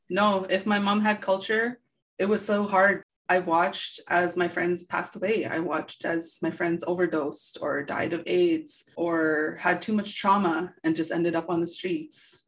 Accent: Thunder Bay, Ontario, Canada; growing up in Thunder Bay, it was very rough place

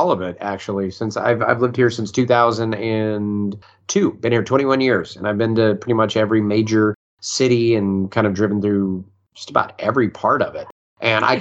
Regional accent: Cajun, Louisiana, United States; we're all just a bunch of Cajuns

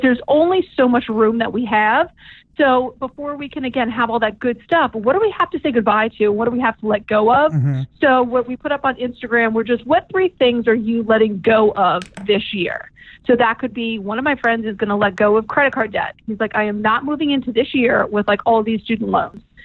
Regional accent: New Orleans, Louisiana, United States; moved away; childhood friends from when we were um, growing up in New Orleans.

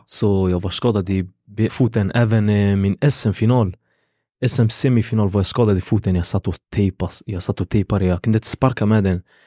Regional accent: Gothenburg, Västra Götaland, Sweden; also born or lived in Kurdistan; Vi bodde i Hammarkullen i Angered och det fanns en taekwondoklubb. Den hette Lejon Taekwondo och det var en kurdägare då vi är från Kurdistan

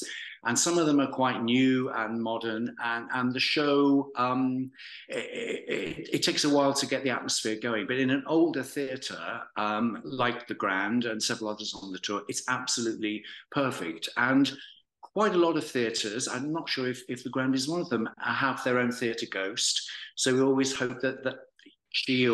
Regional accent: Walsall, West Midlands, United Kingdom; moved away as an adult; I was born in Warsaw. For anyone who knows it well, I was born on the Beachdale Estate in Karma. And, we lived there until I was 10, and then we moved to little Bloxwich in the north of Warsaw. So I was there till I was 18

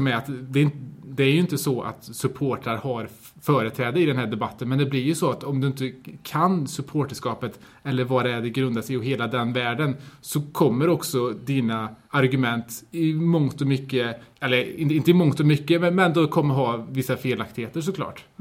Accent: Sweden; jag har vuxit upp här i Kasa

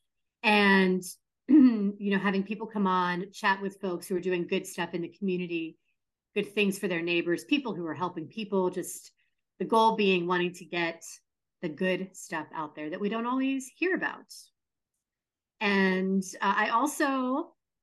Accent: Pittsburgh, Pennsylvania, United States; Pittsburgh centric, my hometown as well

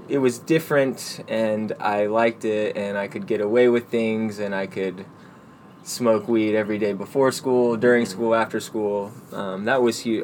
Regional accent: Dallas, Texas, United States; now in Austin, United States; I grew up in Dallas, um, Dallas proper

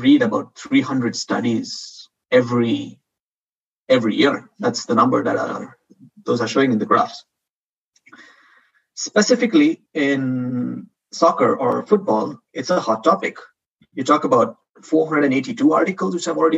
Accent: India; moved away as an adult; also born or lived in Spain; now in Madrid, Spain; I'm not a Spanish citizen. I'm from India.

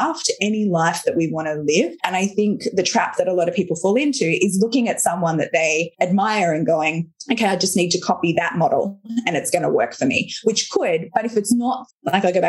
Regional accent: Australia; I'm Australian

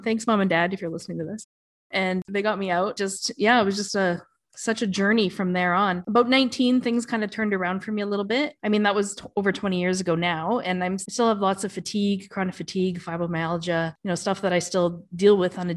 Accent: Canada; moved away as an adult; now in Dubai, United Arab Emirates; I am Canadian, but I left for Dubai and the warm and the sun, leaving behind the snow about 11 years

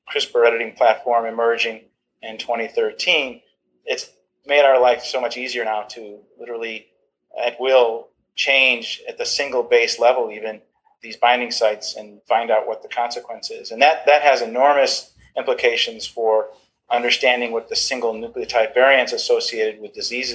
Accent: New York, United States; moved away as an adult; also born or lived in Texas / Wisconsin / Rochester; now in Augusta, United States; I'm a New Yorker

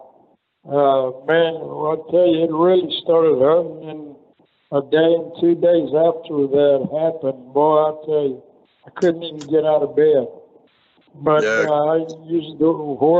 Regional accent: Poland; now in United States; I came to America from Poland

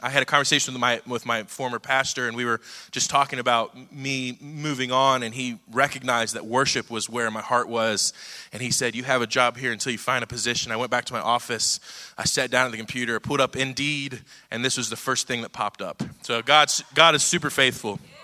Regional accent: Cincinnati, Ohio, United States; moved away as an adult; now in Dallas, United States; We're from Cincinnati, Ohio.

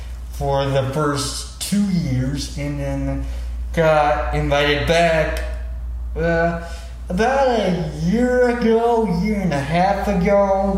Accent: Texas, United States; And yeah, I've lived here most of my life, so I say that Texas is my home state.

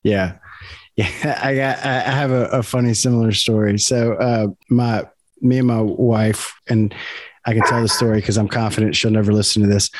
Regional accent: South Louisiana, United States; also born or lived in Baton Rouge; we're both from South Louisiana. I'm in Baton Rouge

